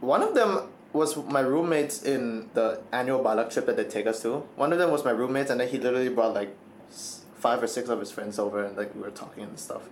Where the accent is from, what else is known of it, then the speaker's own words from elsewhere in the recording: Thailand; my entire life I've been born and raised in Thailand.